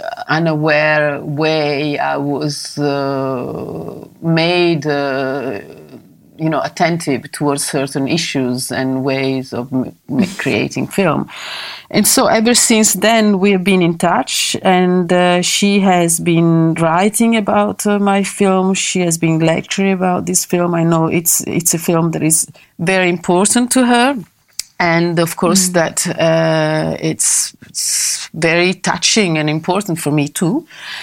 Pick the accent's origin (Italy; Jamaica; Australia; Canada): Italy; Milan, Lombardy; also born or lived in London; I went back to Milano, my hometown